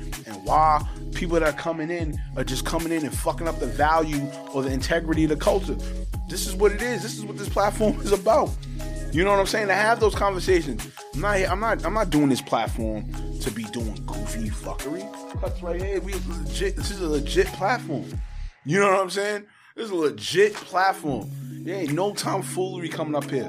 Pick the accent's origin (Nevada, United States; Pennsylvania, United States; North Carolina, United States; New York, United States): New York, United States; New York City; also born or lived in Harlem, New York / Laurelton, Queens, New York; I'm from Harlem. I'm from fucking Laurelton, Queens, New York.